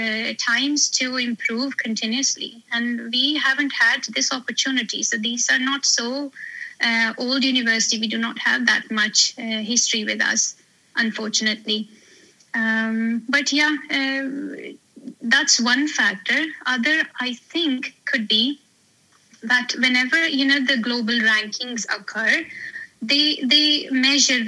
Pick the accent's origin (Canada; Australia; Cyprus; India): India; New Delhi, Delhi; moved away as an adult; also born or lived in Estonia / Sweden; now in Norway; I come from New Delhi, born and brought up there